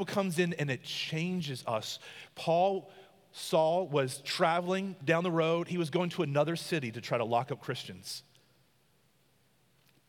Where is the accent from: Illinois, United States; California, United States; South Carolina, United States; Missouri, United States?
South Carolina, United States; I'm from the country. I'm a South Carolina boy. I'm a country boy.